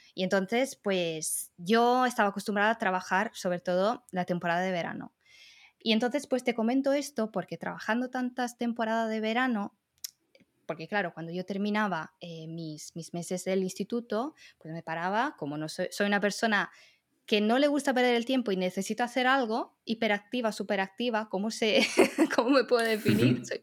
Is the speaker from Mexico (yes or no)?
no; Riccione, Emilia-Romagna, Italy; Spanish is a second language; moved away; yo soy italiana